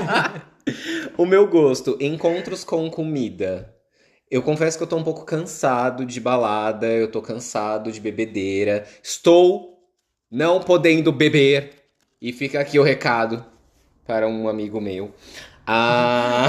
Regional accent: Guarulhos, São Paulo, Brazil; moved away; Eu venho de São Paulo, de Guarulhos

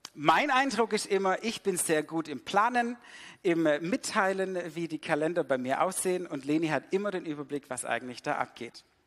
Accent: Swabia, Germany; also born or lived in Sydney; weil ich bin damit im Schwabeländle aufgewachsen

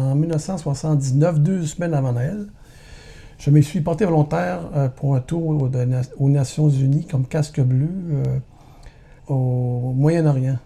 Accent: Montreal, Quebec, Canada; je suis né à Montréal en 1960, famille de neuf enfants. Mon père travaillait au port de Montréal

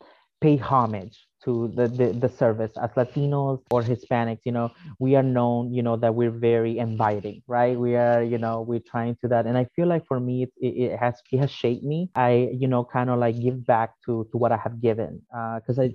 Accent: Prince George's County, Maryland, United States; also born or lived in El Salvador; I grew up in Prince George's County. I went to University of Maryland. I'm still living in Prince George's County

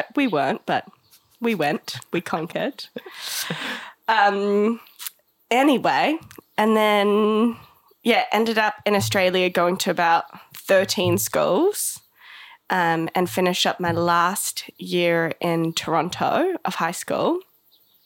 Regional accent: Johannesburg, Gauteng, South Africa; now in Gisborne, New Zealand; I grew up in South Africa in Johannesburg in the 90s post-apartheid.

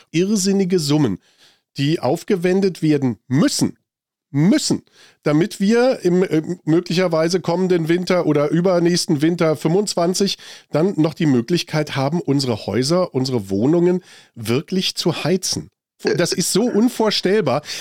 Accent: Germany; 500 Milliarden Euro was bekommen wir dafür so als Deutsche?

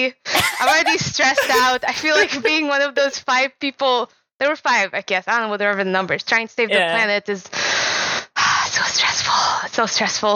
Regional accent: Kuwait; moved away as an adult; now in United States; I grew up in Kuwait, and my summers were spent in Jordan, Lebanon, and Syria

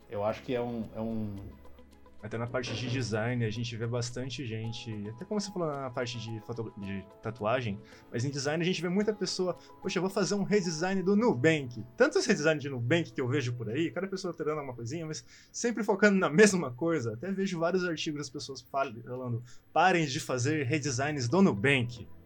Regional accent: São Paulo, Brazil; sou aqui de São Paulo, né?

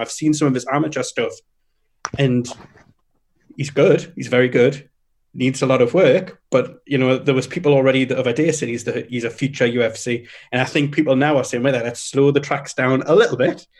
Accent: United Kingdom; we're British

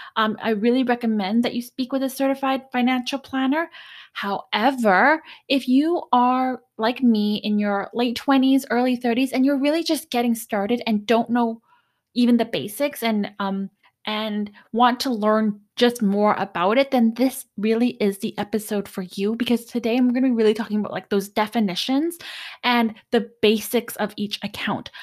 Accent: Canada; I'm Canadian

